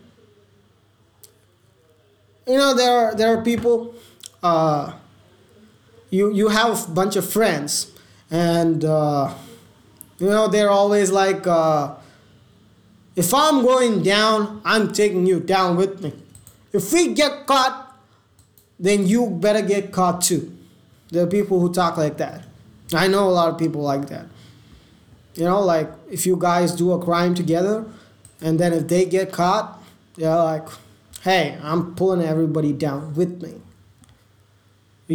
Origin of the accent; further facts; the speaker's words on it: India; I'm Indian